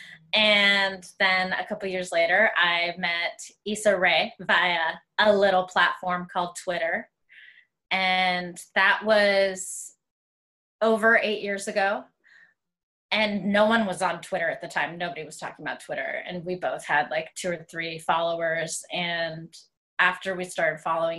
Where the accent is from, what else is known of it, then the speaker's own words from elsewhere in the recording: Greensburg, Pennsylvania, United States; I am originally from Greensburg, Pennsylvania. And I grew up in suburbs of Western PA